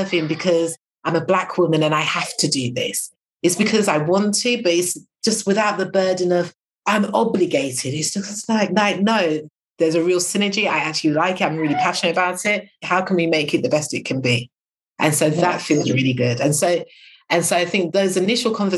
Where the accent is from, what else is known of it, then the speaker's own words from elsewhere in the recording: United Kingdom; being British